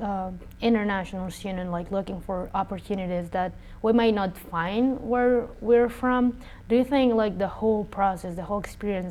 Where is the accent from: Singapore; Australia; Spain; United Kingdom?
Spain; moved away as an adult; now in United States; my ethnicity is Asian, but I was raised in Spain. It's like I was adopted, so my family and everyone around me is like fully white European.